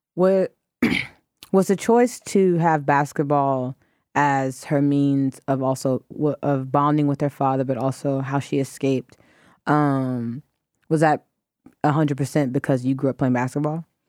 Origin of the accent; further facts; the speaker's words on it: Atlanta, Georgia, United States; went to high school in Atlanta to a private school